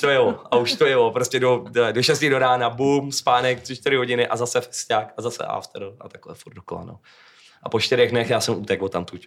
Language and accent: Czech; Czechia; u nás v Čechách jako nikoho vyloženě nemám